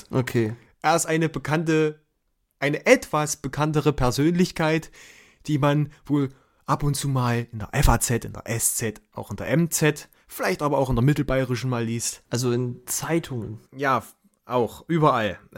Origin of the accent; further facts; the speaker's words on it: Thuringia, Germany; Ja, also ich sag mal so, als Thüringer